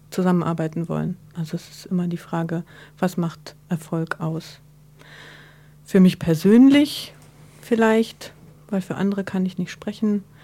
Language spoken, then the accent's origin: German; Berlin, Germany; Ähm, ich bin gebürtige Berlinerin, ähm, Mitte der 70er geboren.